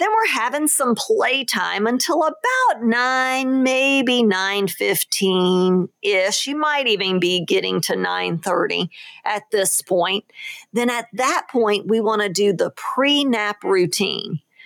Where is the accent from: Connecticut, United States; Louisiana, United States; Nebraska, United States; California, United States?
Louisiana, United States; New Orleans; moved away; my hometown of New Orleans